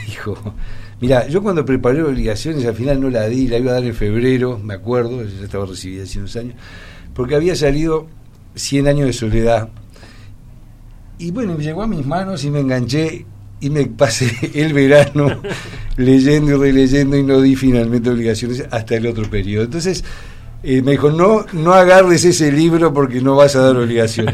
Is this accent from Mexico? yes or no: no; Uruguay